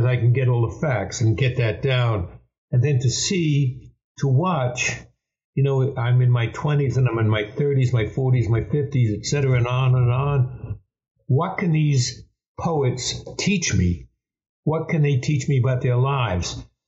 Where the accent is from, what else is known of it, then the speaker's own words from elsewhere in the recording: New York, United States; I'm from New York.